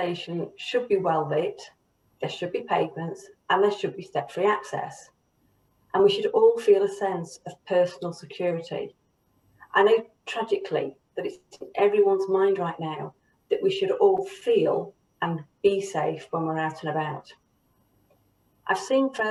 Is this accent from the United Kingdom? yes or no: yes; the North, the north of England, United Kingdom; I'm a Northerner and I'm passionate about the North, the people who live here